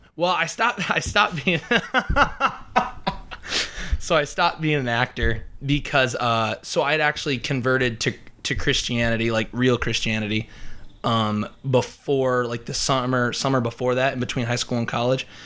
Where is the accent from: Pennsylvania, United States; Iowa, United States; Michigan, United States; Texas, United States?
Iowa, United States; Emmetsburg; I am from Emmitsburg, Iowa, which is up, like, in rural northwest Iowa